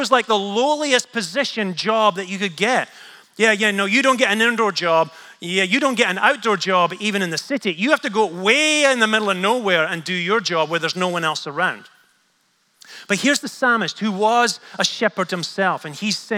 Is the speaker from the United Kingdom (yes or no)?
yes; Scotland, United Kingdom; I'm Scottish